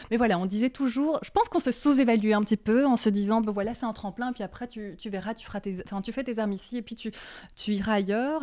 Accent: Brussels, Brussels-Capital Region, Belgium; je suis de Bruxelles. Je suis toujours restée à Bruxelles.

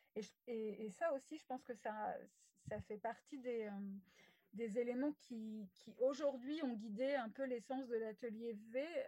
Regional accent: West of France, France; also born or lived in Rennes / Paris; je suis une femme de l'Ouest depuis tout le temps. Hein. Euh, je suis née euh, dans l'Ouest

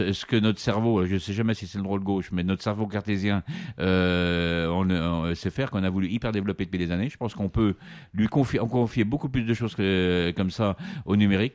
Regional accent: Vendée, Pays de la Loire, France; chez moi en Vendée

